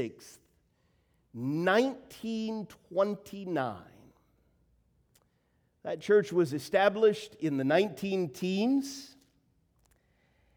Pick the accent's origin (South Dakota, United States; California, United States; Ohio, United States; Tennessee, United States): Tennessee, United States; Nashville; I grew up in Nashville, Tennessee